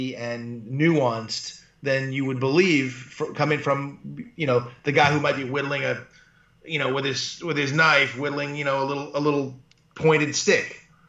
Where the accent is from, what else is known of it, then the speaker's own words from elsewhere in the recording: Malibu, California, United States; also born or lived in Buffalo / Los Angeles; I live in Malibu. I was raised in Malibu. I've lived my, you know, my life here. Well, once I could afford to move back here. Because once I went to college and came out, I had to live in all different places within Los Angeles